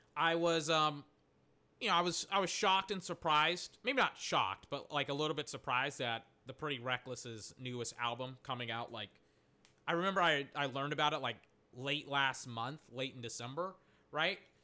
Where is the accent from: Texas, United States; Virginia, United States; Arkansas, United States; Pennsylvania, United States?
Texas, United States; I'm, I'm from Texas